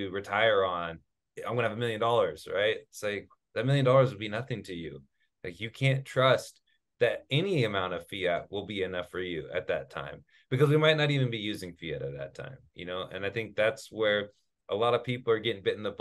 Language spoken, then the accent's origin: English; Sacramento, California, United States; I'm from Sacramento